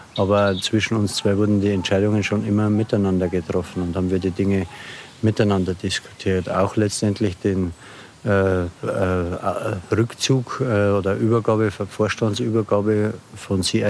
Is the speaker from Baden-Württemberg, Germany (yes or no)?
no; Lower Bavaria, Germany; now in Regensburg, Germany; geboren hier in der Nähe am Land in Niederbayern. Seit äh, etwa 15 Jahren Wahlregensburger